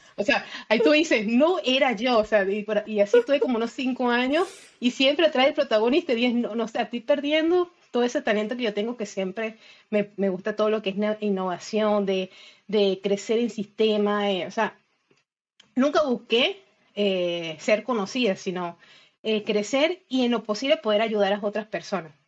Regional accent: Isla de Margarita, Nueva Esparta, Venezuela; moved away as an adult; now in Argentina; yo soy de Venezuela, pero eh, hace seis años eh, emigré

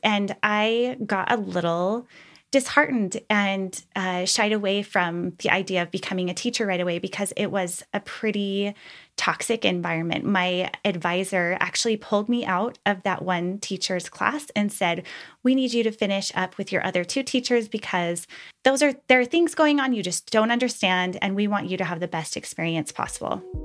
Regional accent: Utah, United States; I was raised in Utah, the youngest of five

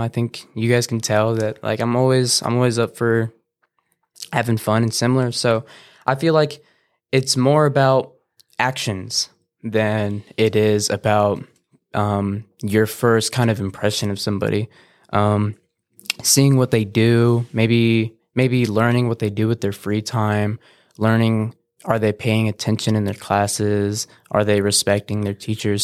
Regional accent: Banning, California, United States; also born or lived in Beaumont, California; I've pretty much been born and raised here

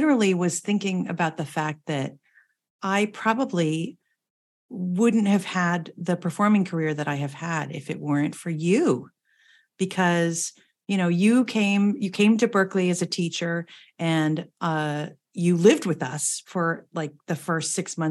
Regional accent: New Jersey, United States; now in Boston, United States; I'm born and raised in New Jersey

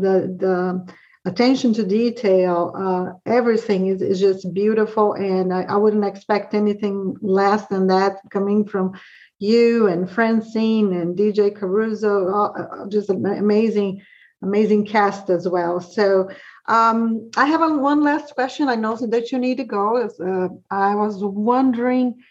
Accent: Brazil; now in Georgia, United States; I'm from Brazil, but pretty much all the movies that we watch here, we watch in Brazil too, growing up

